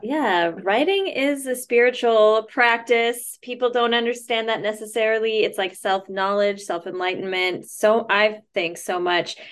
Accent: Minnesota, United States; in high school growing up in Minnesota.

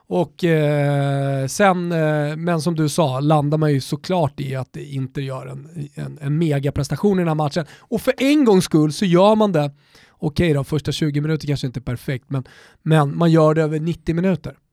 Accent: Sweden; vi är svenskar

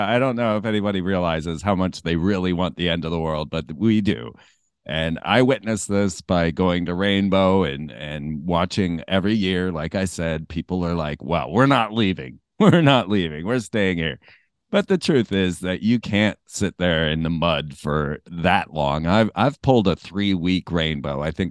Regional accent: Florida, United States; I grew up in Florida too.

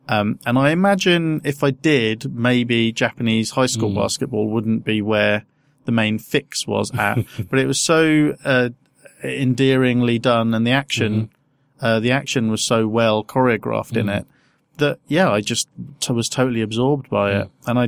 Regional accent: Peterborough, East of England, United Kingdom; moved away; also born or lived in Southampton; because I grew up in Peterborough.

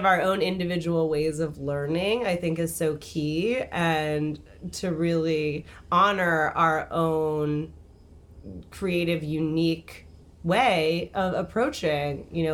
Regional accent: New York City, New York, United States; growing up in the New York school circuit, so I went to Ethical Culture

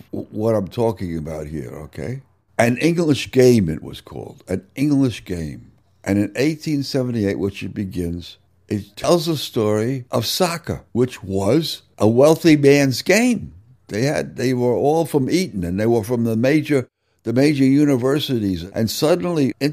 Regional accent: New York City, New York, United States; moved away as an adult; also born or lived in Worcester / Philippines; I grew up in New York City

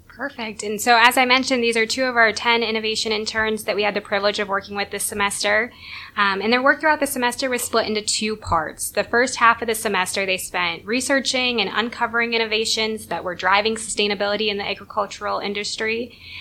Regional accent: Northeast Iowa, United States; I'm from Northeast Iowa

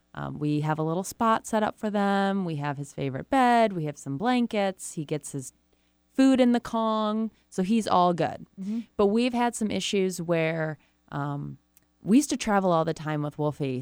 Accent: Rochester, Michigan, United States; Rochester, Michigan, mm. which is where I'm from

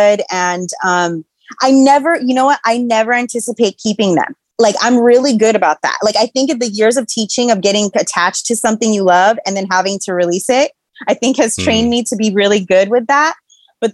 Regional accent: Los Angeles, California, United States; I'm from Los Angeles

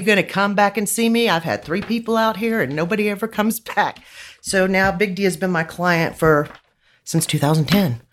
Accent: Midland, Texas, United States; I grew up in Midland

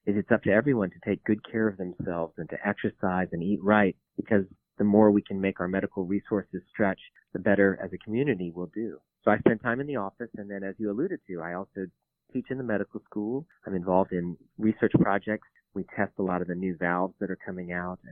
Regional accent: Virginia Beach, Virginia, United States; also born or lived in Tennessee / Minnesota; I grew up in Virginia Beach

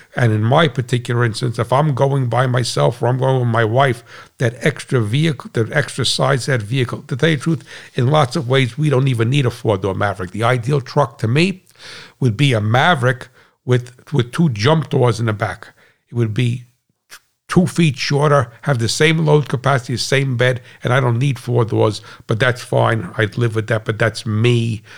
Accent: United States; as an American

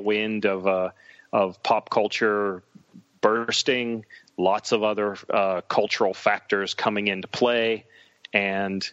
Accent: Western Pennsylvania near Pittsburgh, United States; I was a poor kid growing up in Western Pennsylvania near Pittsburgh.

